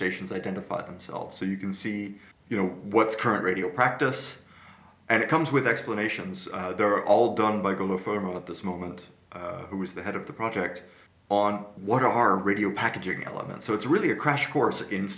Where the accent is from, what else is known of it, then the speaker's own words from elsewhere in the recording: Santa Clara, California, United States; now in Netherlands; my hometown college radio station, KSCU